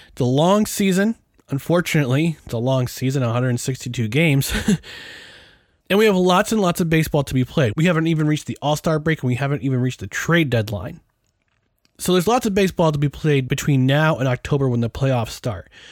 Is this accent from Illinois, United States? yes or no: no; New York, United States; Growing up, I learned to hate most things Boston because I'm from New York. I watched New York teams growing up